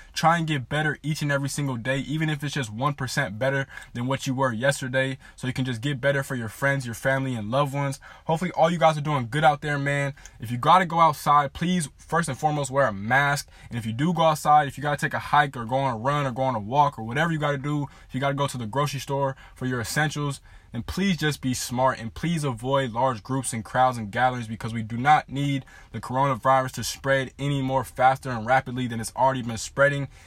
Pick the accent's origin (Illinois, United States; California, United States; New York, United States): California, United States; Southern; I am from Southern California. I grew up a diehard Lakers fan in a Laker household.